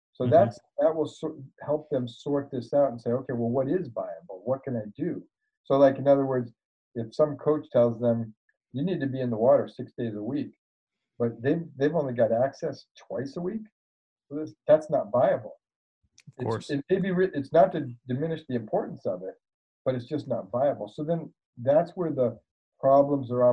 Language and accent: English; Maine, United States; I grew up in Maine